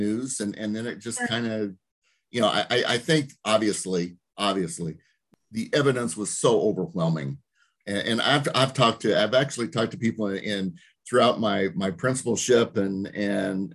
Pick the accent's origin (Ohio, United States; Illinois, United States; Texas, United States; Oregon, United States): Illinois, United States; Roseville; also born or lived in Monmouth, Illinois / Des Moines, Iowa; I'm from Roseville.